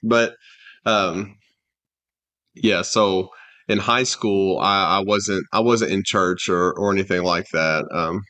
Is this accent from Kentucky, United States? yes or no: yes; Hardin, Kentucky, United States; but really my main childhood I think of is when I grew up in Hardin, Kentucky.